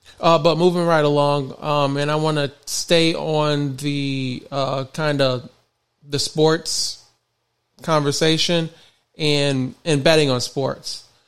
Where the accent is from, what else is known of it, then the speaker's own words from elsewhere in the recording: Michigan, United States; I'm born and raised in Michigan.